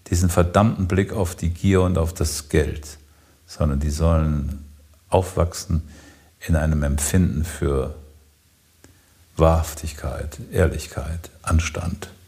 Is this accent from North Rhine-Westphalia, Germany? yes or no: yes; Siegen, North Rhine-Westphalia, Germany; ich bin in Siegen aufgewachsen und es gab ein Erlebnis, das ist unglaublich.